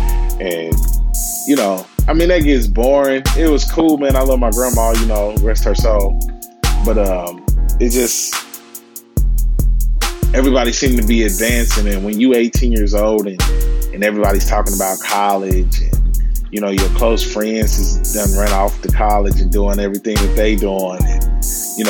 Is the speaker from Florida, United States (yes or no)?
no; Kansas City, Missouri, United States; I hail from Kansas City, Missouri, born and raised. You know, kind of live my whole life here